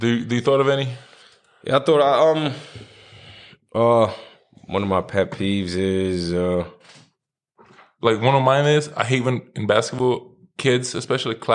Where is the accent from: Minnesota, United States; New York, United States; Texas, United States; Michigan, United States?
New York, United States; New York City; moved away as an adult; also born or lived in South Carolina, United States; born and raised in Brooklyn.